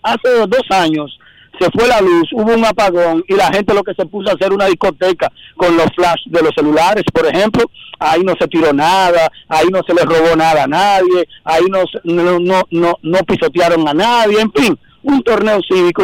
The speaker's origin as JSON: {"language": "Spanish", "country": "Dominican Republic", "said": "nosotros como dominicanos, como amantes del baloncesto"}